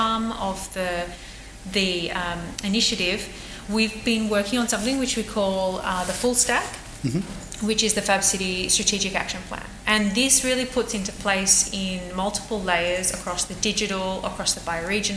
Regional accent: Australia; now in Barcelona, Spain; I'm Australian

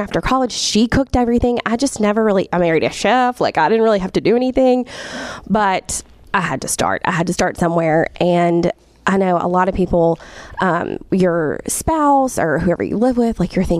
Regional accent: Jackson, Mississippi, United States; I was born and raised in Jackson.

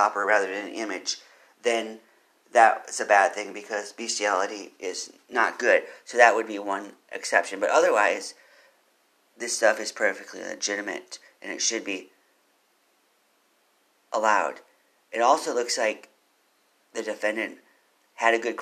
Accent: Austin, Texas, United States; I'm from Austin. I've lived here for a while.

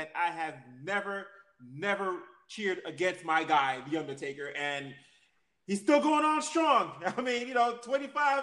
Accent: New York City, New York, United States; I'm from Queens, New York.

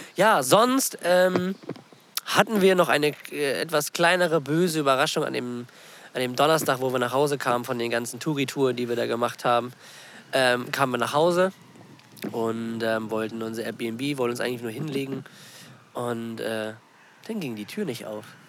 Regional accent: Germany; bei uns in Deutschland

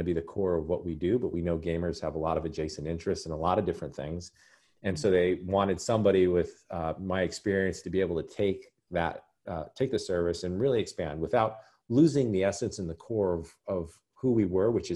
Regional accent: Albuquerque, New Mexico, United States; I was born and raised in Albuquerque, New Mexico, spent all my life there.

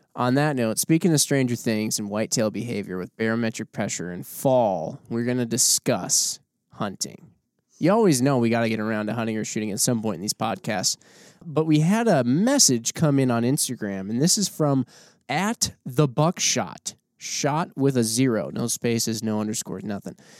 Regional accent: Wisconsin, United States; growing up in Wisconsin my whole life

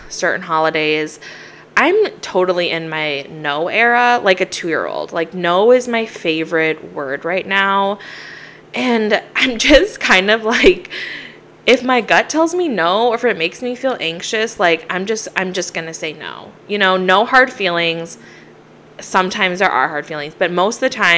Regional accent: Minnesota, United States; Growing up in Minnesota and the snow

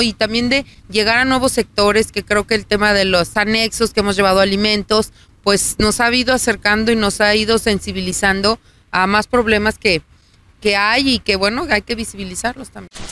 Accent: Aguascalientes, Mexico; Yo soy de Aguascalientes, nací aquí, vivo aquí y seguiré viviendo aquí seguramente

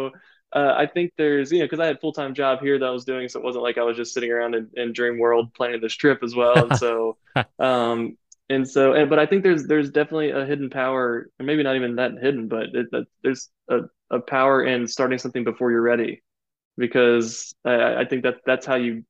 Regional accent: Florida, United States; moved away; when I got to my hometown, which I'm from Florida originally, and I played my old hometown municipal course

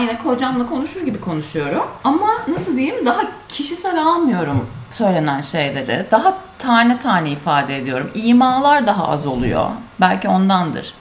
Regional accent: Turkey; accent: Turkish accent (in English); moved away; Bizim leş Türk aksanımızın

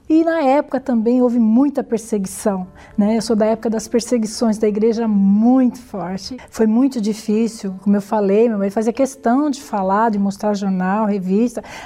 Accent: São Paulo, Brazil; nasci em São Paulo, né, no bairro da Lapa. É, lá convivi com meus pais durante muitos anos.

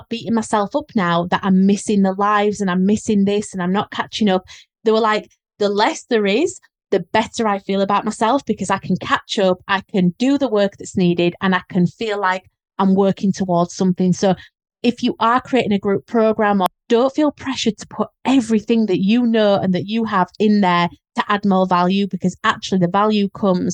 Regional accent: Leeds, Yorkshire and the Humber, United Kingdom; accent: Leeds; how strong my Leeds accent was

